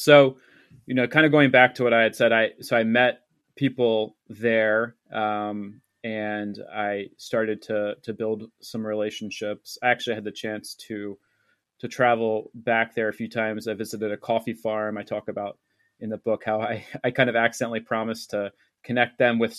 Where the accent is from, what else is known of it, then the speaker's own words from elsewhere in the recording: East Coast, United States; And then when I eventually did move there, and certainly that was uncomfortable because I grew up on the East Coast of the United States.